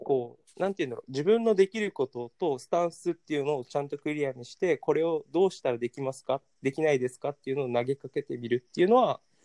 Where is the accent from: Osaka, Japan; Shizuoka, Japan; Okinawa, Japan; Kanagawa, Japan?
Okinawa, Japan; moved away as an adult; also born or lived in Washington, D.C., United States / Tokyo, Japan; 沖縄県出身の人間